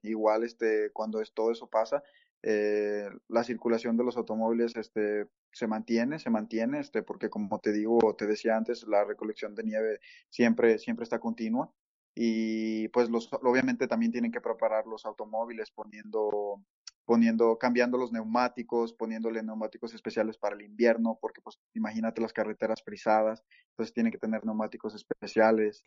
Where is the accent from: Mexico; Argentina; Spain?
Mexico; moved away as an adult; now in Toronto, Canada; en México, por ejemplo, eh, donde, de donde soy